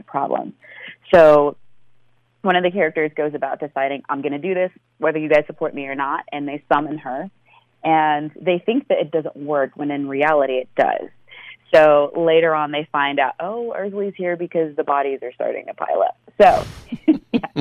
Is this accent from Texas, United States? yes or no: yes; Austin, Texas, United States; I was born and raised in Austin, Texas, and I still live